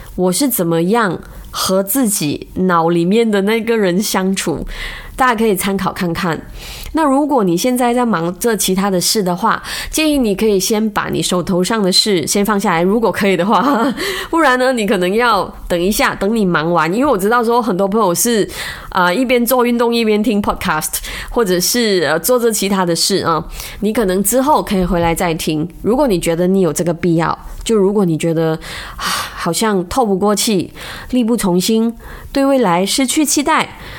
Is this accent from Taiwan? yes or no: no; Malaysia; 我们马来西亚人